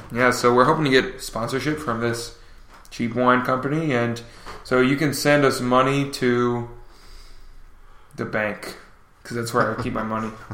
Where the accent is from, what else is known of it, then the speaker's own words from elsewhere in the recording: Newfoundland and Labrador, Canada; now in Montreal, Canada; we're from Newfoundland and live in Montreal.